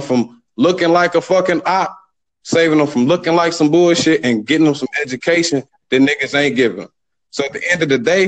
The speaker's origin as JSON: {"language": "English", "town": "Detroit", "region": "Michigan", "country": "United States", "moved": "yes", "lives_now": "Houston, United States", "said": "I'm from Detroit, but I live in Houston"}